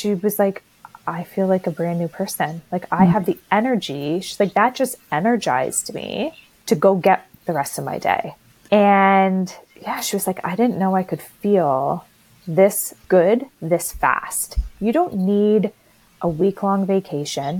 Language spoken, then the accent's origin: English; Canada; I'm Canadian. You probably all could tell by my accent